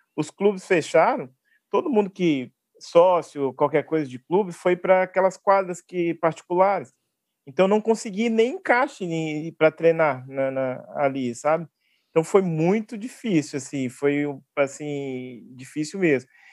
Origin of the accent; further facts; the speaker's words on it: Belo Horizonte, Minas Gerais, Brazil; eu sou de Belo Horizonte